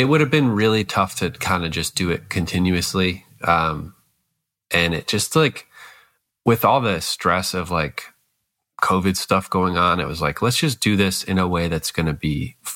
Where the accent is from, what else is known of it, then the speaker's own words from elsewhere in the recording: Scranton, Pennsylvania, United States; I'm from Scranton